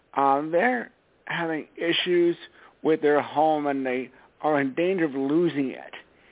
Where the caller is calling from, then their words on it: Stamford, Connecticut, United States; Stanford, Connecticut.